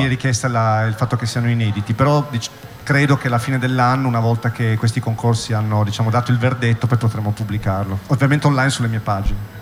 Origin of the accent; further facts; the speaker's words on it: Turin, Piedmont, Italy; also born or lived in Bologna; io sono di Torino